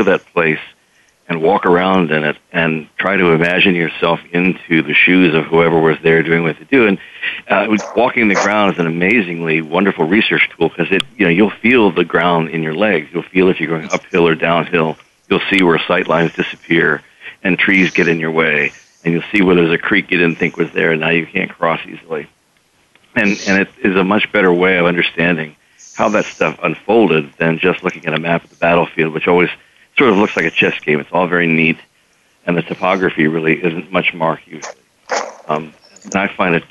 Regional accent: Delaware, United States; moved away; I grew up in Delaware

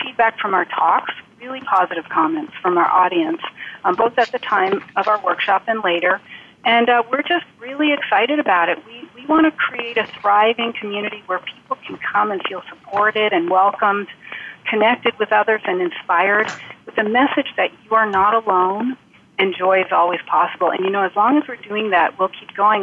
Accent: Vermont, United States; I now work in an outpatient, uh, outpatient oncology clinic in my home state of Vermont

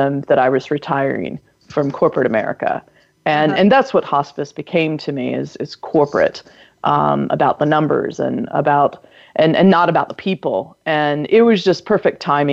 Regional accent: North Carolina, United States; my home state of North Carolina

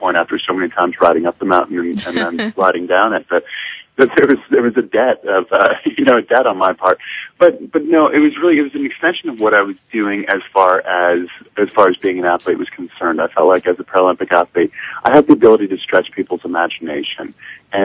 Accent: Park City, Utah, United States; I'm actually in Park City, Utah, my hometown.

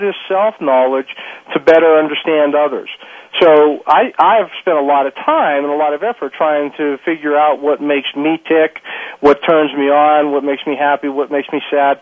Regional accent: Pittsburgh, Pennsylvania, United States; I'm a guy from Pittsburgh, a working class guy

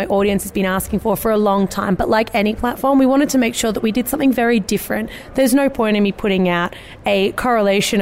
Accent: Australia; moved away as an adult; now in United States; Actually, from Australia. So we've just moved over to the US in the last week.

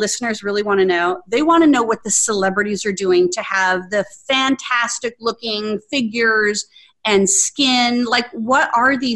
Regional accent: Arizona, United States; also born or lived in Scottsdale, Arizona; now in Atlanta, United States; growing up in Arizona

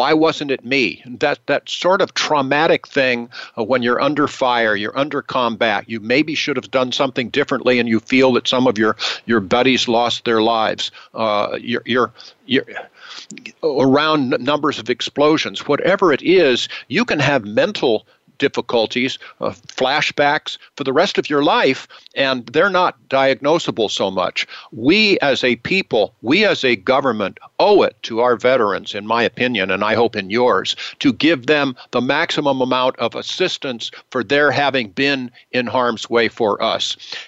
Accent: Washington, District of Columbia, United States; born there; also born or lived in California; I was born actually in the District of Columbia during the end of the Second World War, but my parents were domiciled in California, so I am domiciled in California.

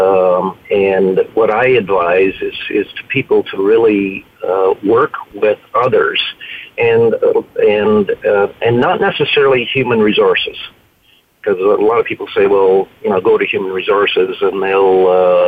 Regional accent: Canada; I'm a Canadian citizen

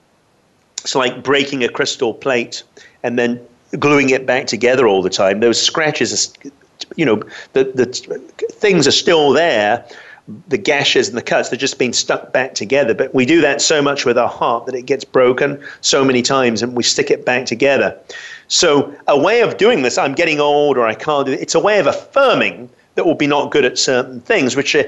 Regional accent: London, United Kingdom; I grew up in London

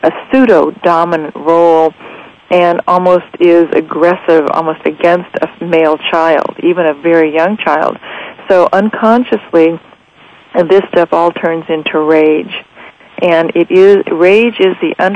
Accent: Las Vegas, Nevada, United States; Las Vegas, Nevada, which is my hometown where I live

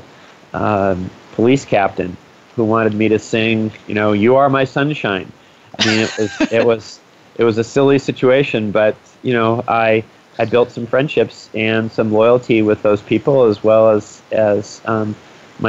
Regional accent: United States; as an American

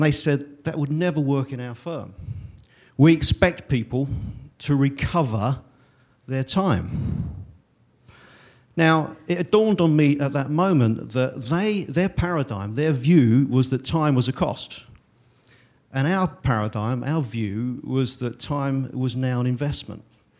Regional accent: England, United Kingdom; I'm an accountant from England

